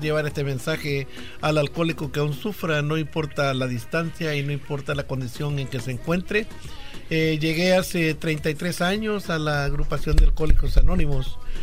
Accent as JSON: {"language": "Spanish", "country": "El Salvador", "moved": "yes", "said": "Allá en mi país, El Salvador"}